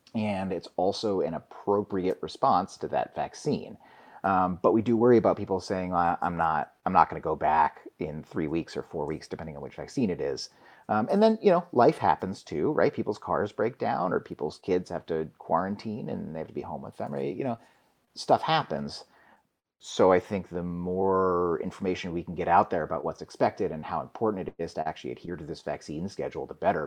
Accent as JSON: {"language": "English", "town": "New York City", "region": "New York", "country": "United States", "tie": "born or raised there", "moved": "as an adult", "lives_now": "Alaska, United States", "said": "I grew up in New York City and I went to medical school there, and my parents still live there"}